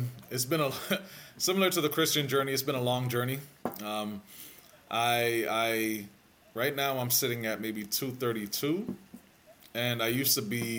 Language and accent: English; Jamaica; growing up in Jamaica, you didn't really think through calories and carbs and all that stuff.